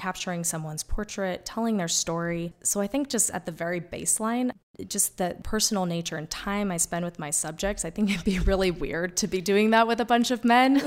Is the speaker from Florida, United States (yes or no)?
no; Wyoming, United States; also born or lived in New York; growing up in Wyoming as a kid